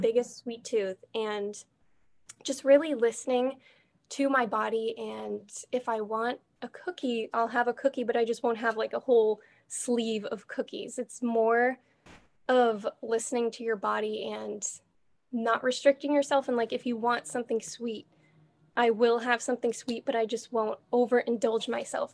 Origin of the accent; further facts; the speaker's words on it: Boston area, Massachusetts, United States; I've grown up here my whole entire life